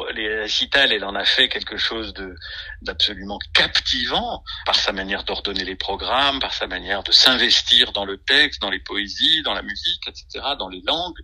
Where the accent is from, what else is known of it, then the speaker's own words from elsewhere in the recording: Arbois, Jura, Bourgogne-Franche-Comté, France; d'Arbois, qui est ma région d'origine, Côte du Jura